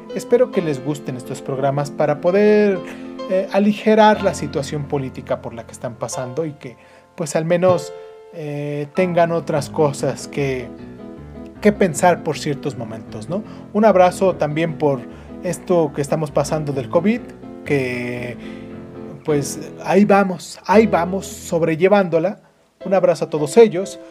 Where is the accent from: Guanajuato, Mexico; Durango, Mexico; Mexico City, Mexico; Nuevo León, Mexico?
Mexico City, Mexico; del lugar de donde soy yo, de acá de la capital de la Ciudad de México